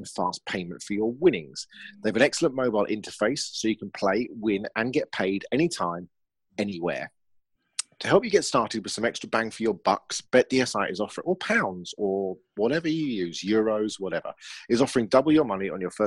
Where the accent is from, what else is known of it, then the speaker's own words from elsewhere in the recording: England, United Kingdom; accent: English; You might not be able to understand my accent. It's called English.